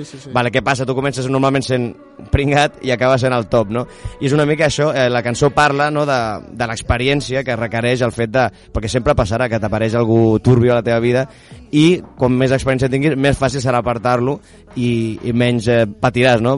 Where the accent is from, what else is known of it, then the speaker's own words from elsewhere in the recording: Sant Pol de Mar, Catalonia, Spain; jo sóc de Sant Pol de Mar